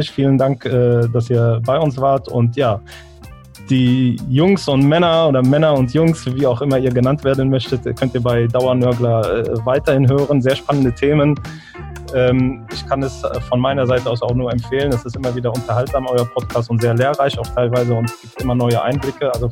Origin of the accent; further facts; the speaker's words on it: Meknes, Fès-Meknès, Morocco; Also ich komme ja so aus Zentralmarokko, aus Meknes, also in, aus, der, aus der Nähe von Fes.